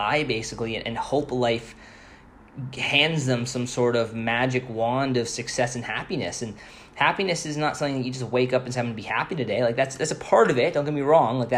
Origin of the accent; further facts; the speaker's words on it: Canada; I'm Canadian